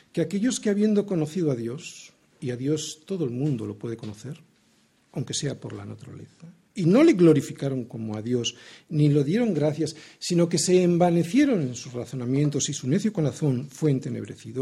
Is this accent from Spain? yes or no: yes; Spain; Yo como ciudadano español